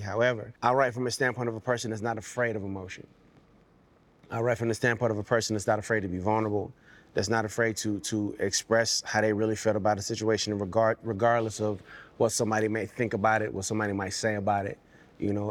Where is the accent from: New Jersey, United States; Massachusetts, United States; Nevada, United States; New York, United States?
Nevada, United States; Las Vegas; also born or lived in Camden, Arkansas; was born there, did the majority of my growing up in Las Vegas